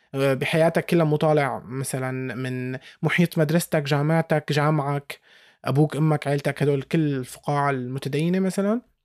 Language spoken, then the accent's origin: Arabic; Syria; انا سوري